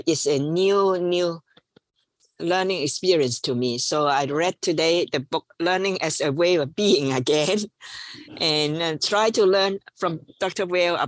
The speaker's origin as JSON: {"language": "English", "country": "Hong Kong", "also_born_or_lived": "Washington, D.C., United States", "second_language": "English", "said": "And then all this experience, and I when I finished, I just went back home, Hong Kong to work."}